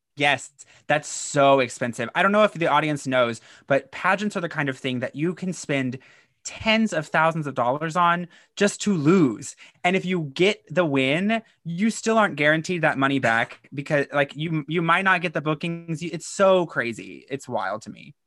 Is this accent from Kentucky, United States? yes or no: yes; Kentucky, United States; I'm from Kentucky